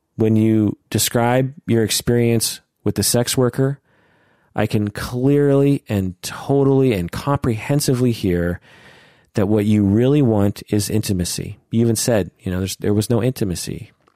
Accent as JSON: {"language": "English", "region": "Pacific Northwest", "country": "United States", "tie": "born or raised there", "said": "I was born and raised in the Pacific Northwest."}